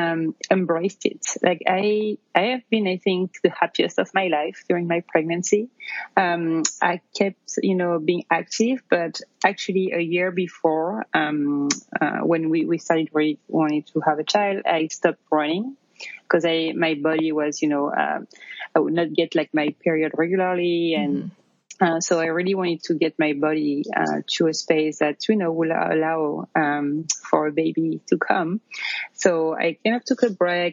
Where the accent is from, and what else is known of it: near Paris, Île-de-France, France; born or raised there; accent: French; English is a second language; moved away as an adult; now in New York, United States